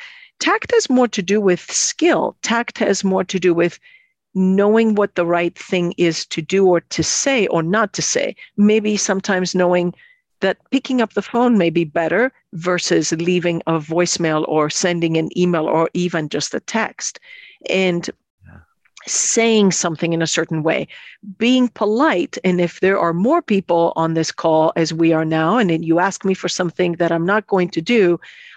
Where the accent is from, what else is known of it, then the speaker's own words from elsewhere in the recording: Athens, Attica, Greece; moved away; I come from Greece, Athens, Greece.